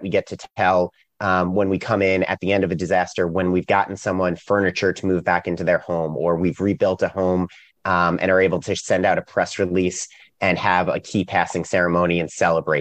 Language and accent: English; New York, United States; now in Raleigh, United States; I'm originally from New York. So I'm a little bit out of place down here in Raleigh, North Carolina